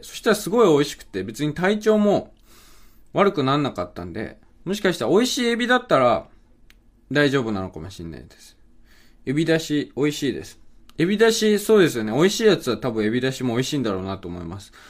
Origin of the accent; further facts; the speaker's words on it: Okayama, Japan; 岡山県出身です